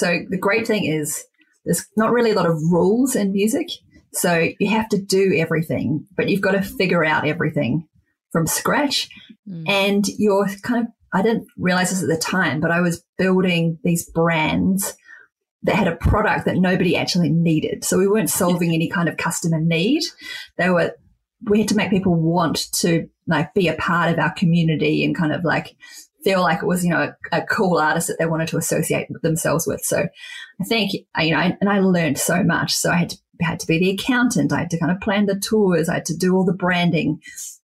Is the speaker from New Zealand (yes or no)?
yes; Wellington, New Zealand; my hometown of Wellington